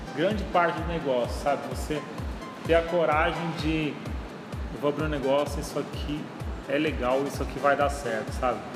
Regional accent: São Paulo, Brazil; moved away; eu vim lá de São Paulo

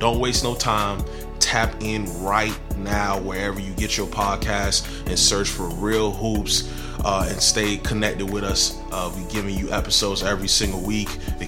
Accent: Broward County, Florida, United States; I'm from Broward County, Florida.

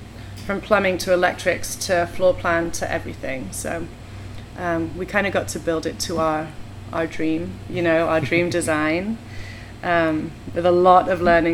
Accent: England, United Kingdom; moved away as an adult; now in Portland, United States; we moved to Portland about 13 years ago. We're both from England.

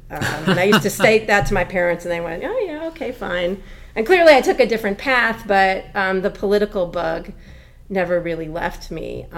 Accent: California, United States; my mother's family has the long California roots. I am 10th generation Californian, so my family goes back to the early Spanish days exploring, part of Portola's exploration of California.

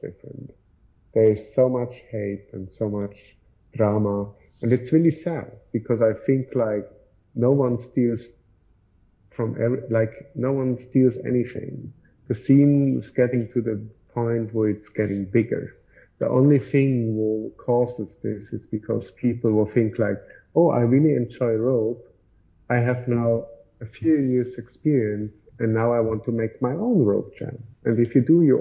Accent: Switzerland; So in Switzerland, we, for example, have like a group chat

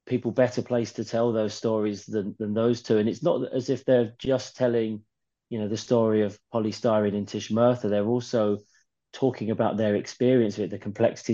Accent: London, United Kingdom; I didn't grow up in Newcastle. I grew up in New Cross.

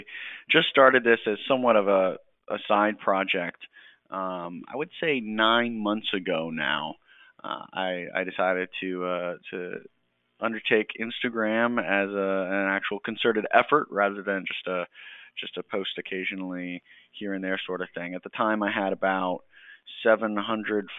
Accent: Georgia, United States; moved away as an adult; I grew up in Georgia, grew up in a Navy family. However, my dad was out by the time I was born.

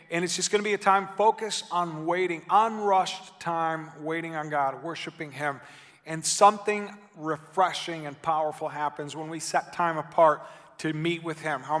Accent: Argentina; also born or lived in Menominee, Wisconsin, United States; my family, even though I grew up in Argentina, I was born in Menominee, Wisconsin, which is not as eccentric as Buenos Aires, Argentina.

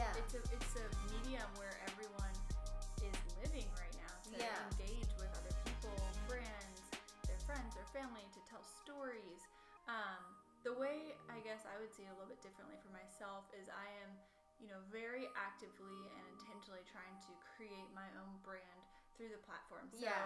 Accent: Charlotte, North Carolina, United States; also born or lived in Wisconsin; Yes, so I was actually born in Wisconsin. Just a little known fact. I was there for like 2 years. But I consider myself a Carolinian.

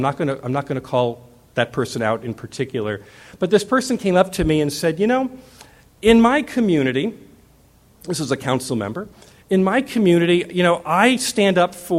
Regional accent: Arizona, United States; I'm from Arizona

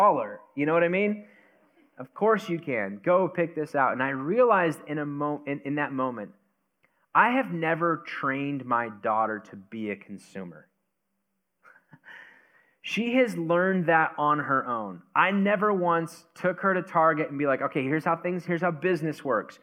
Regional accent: United States; we're American

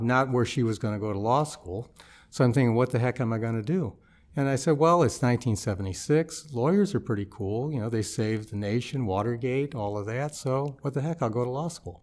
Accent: St. Louis, Missouri, United States; moved away as an adult; also born or lived in Chicago; I grew up in Saint Louis

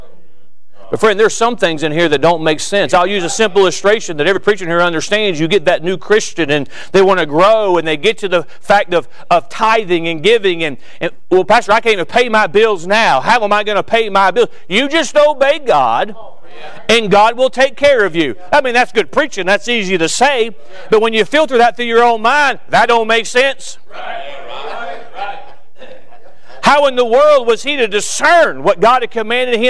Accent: Florida, United States; I'm from Florida

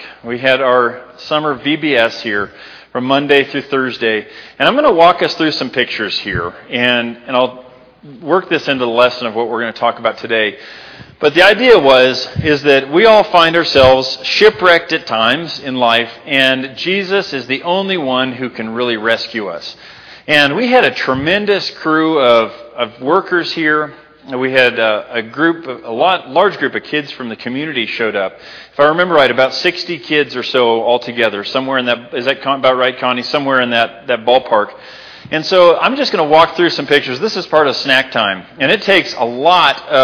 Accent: Libby, Montana, United States; moved away; my hometown of Libby, Montana

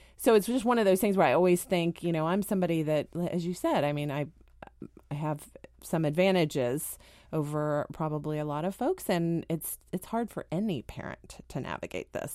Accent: Dallas, Texas, United States; moved away as an adult; also born or lived in St. Louis, Missouri; now in Washington, D.C., United States; I spent most of my sort of formative years in Texas, growing up in Texas

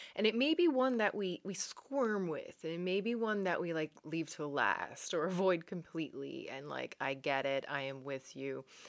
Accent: Newfoundland and Labrador, Canada; now in Netherlands; I am a Newfoundlander and Canadian coming to you from a city south of Amsterdam in the Netherlands.

